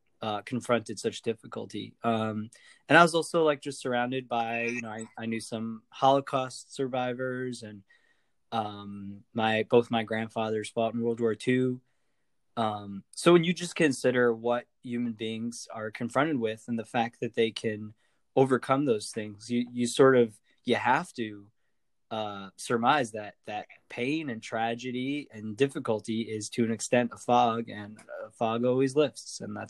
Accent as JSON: {"language": "English", "region": "Montana", "country": "United States", "tie": "born or raised there", "said": "My dad was a hippie and became a mountain man, lived in the middle of nowhere, Montana, out there in the wilderness"}